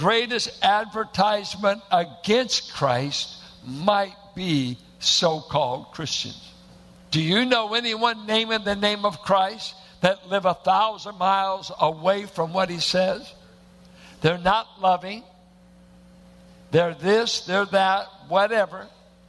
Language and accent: English; Richmond, California, United States; R&B on KDIA. And I went to a church that looked like it was planted in the hills of Oklahoma. Bunch of Arkies and Midwesterners in South Richmond